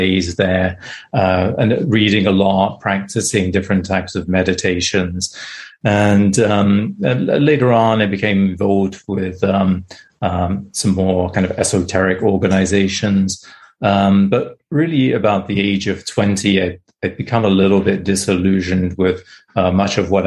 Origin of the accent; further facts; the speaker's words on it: England, United Kingdom; moved away as an adult; now in United States; grew up in England. I now live in the US, but I grew up in England